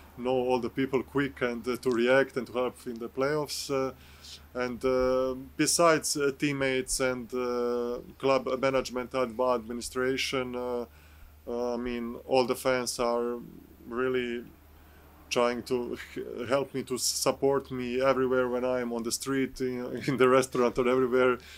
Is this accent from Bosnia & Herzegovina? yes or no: yes; Bosnia & Herzegovina; English is a second language; moved away as an adult; also born or lived in Serbia / Krasnoyarsk, Russia / France / Berlin, Germany; I started in my home country in uh, Bosnia with my first professional co- contract.